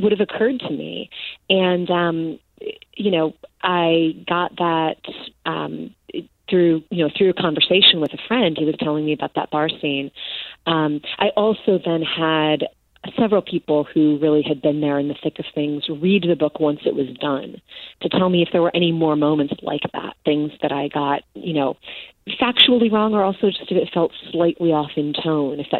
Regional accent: Chicago, Illinois, United States; I'm from Chicago. I've lived there basically my entire life, minus college and a couple years.

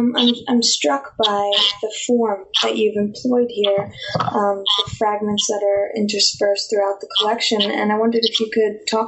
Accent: New York City, New York, United States; I was born and raised here

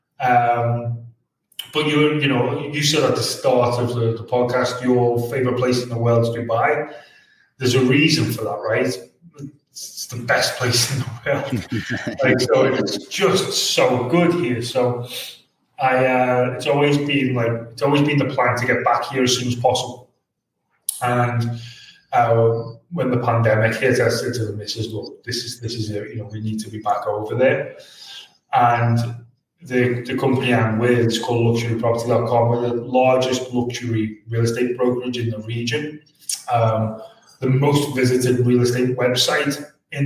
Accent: Liverpool, North West England, United Kingdom; I'm from Liverpool, which you can pick up from the accent.

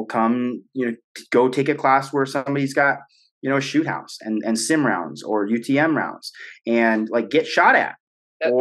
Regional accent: United States

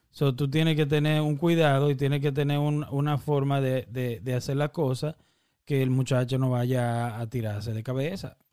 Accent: Dominican Republic; moved away; nosotros que somos dominicanos

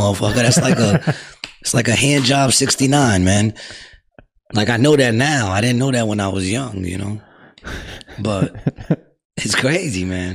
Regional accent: New York City, New York, United States; I was brought up in Astoria, so Astoria was mostly Greek

